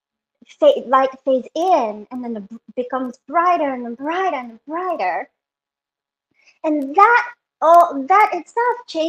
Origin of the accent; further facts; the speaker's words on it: Japan; moved away; I was born and raised in Japan